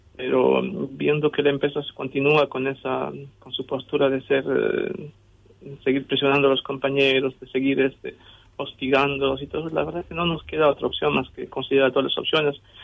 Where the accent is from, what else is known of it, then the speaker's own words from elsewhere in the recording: Bolivia; now in Argentina; yo soy boliviano